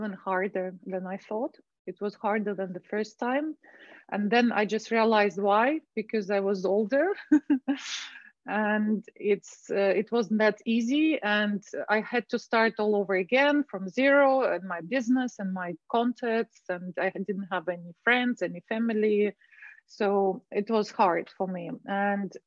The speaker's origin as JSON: {"language": "English", "region": "Moscow", "country": "Russia", "tie": "born or raised there", "also_born_or_lived": "Dubai", "moved": "as an adult", "said": "I was born and raised in Moscow, Russia."}